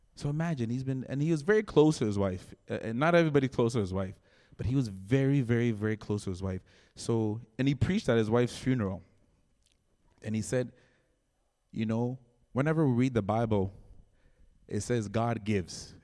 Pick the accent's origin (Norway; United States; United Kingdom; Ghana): Ghana; moved away; I was born in Ghana